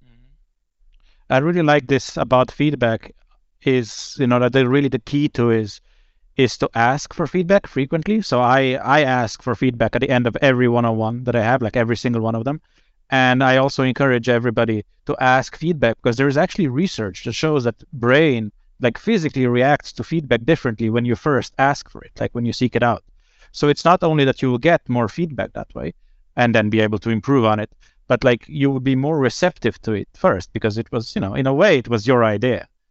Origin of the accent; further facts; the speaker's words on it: Slovenia; moved away as an adult; now in Sweden; I'm originally from Slovenia, but I moved to Sweden, the promised land, in 2013